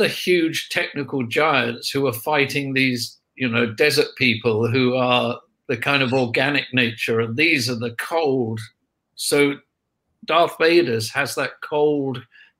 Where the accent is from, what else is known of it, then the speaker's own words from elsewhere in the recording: United Kingdom; we're British